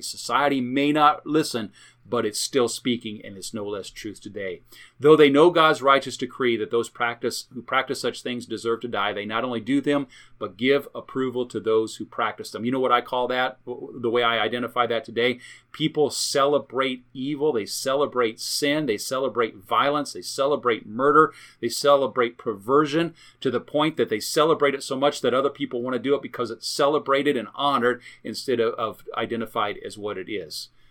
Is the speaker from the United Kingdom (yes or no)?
no; United States; I am an American, I'm proud to be an American